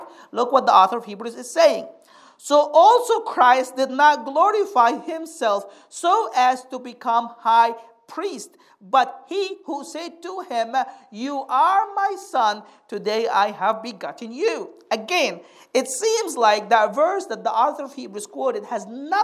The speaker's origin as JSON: {"language": "English", "country": "Egypt", "tie": "born or raised there", "moved": "yes", "said": "I grew up in Egypt, we have some good preachers in Egypt"}